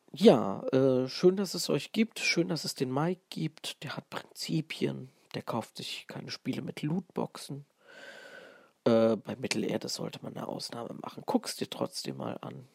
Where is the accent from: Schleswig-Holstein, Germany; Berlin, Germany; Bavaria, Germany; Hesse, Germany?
Hesse, Germany; Fulda; accent: Fulda Platt; denn ich bin eigentlich ein Hesse, ein Original Hesse aus Fulda